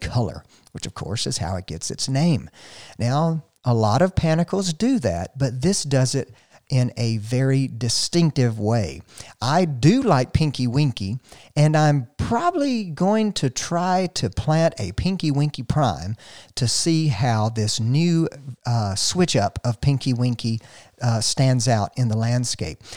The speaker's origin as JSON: {"language": "English", "region": "North Georgia", "country": "United States", "said": "I'm from the South, from here, North Georgia"}